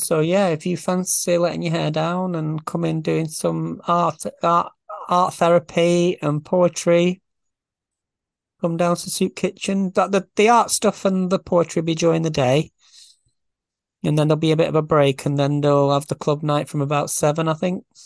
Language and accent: English; Farnworth, North West England, United Kingdom; I'm, I'm from Farnworth